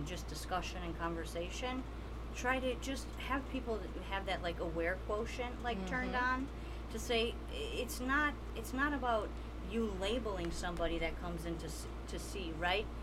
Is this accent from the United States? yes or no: yes; Detroit, Michigan, United States; also born or lived in New York; where I grew up in Southwest Detroit